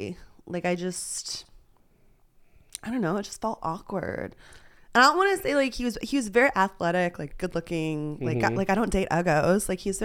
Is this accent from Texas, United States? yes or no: yes; Texas, United States; accent: Texas; my sort of like my Texas accent comes and goes and my voice changes is because I went and I got actor training.